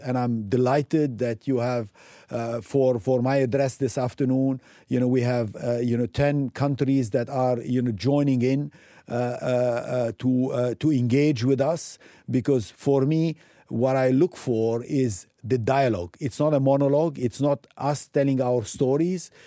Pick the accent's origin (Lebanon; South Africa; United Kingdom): Lebanon; moved away as an adult; also born or lived in Africa / United States / Europe / Asia; I'm coming from Lebanon, you know, a small country